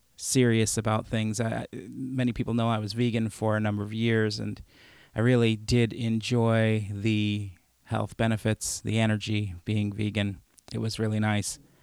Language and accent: English; Chicago, Illinois, United States; moved away; also born or lived in Madison; I grew up in Chicago